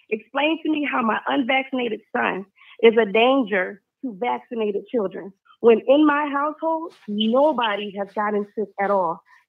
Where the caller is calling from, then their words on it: Charlotte, North Carolina, United States; I'm calling from Charlotte.